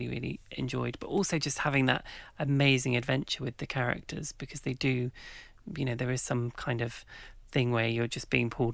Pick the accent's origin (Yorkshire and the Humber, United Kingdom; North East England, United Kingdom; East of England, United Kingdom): East of England, United Kingdom; King's Lynn; Well, so I grew up in Norfolk. And Norfolk in England is just rife with legends about witches. And in the town where I grew up, King's Lynn